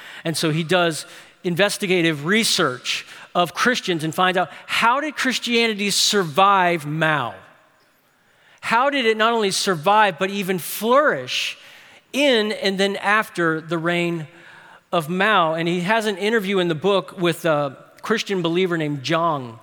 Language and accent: English; New Orleans, Louisiana, United States; I'm from New Orleans